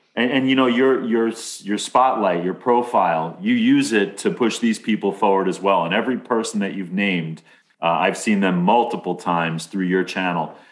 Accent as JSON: {"language": "English", "town": "Amityville", "region": "New York", "country": "United States", "said": "I'm from Amityville."}